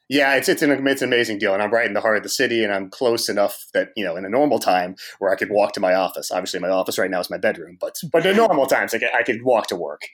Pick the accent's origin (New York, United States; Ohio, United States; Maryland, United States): Ohio, United States; Cincinnati; now in Washington, D.C., United States; I'm from Cincinnati